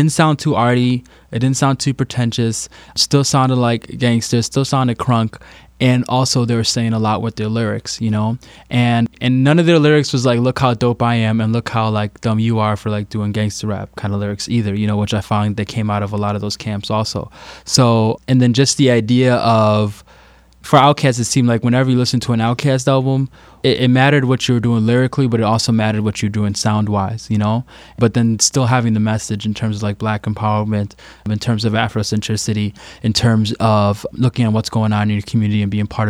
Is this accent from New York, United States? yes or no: no; Chicago, Illinois, United States; we are from Chicago. You know, we're born and raised from Chicago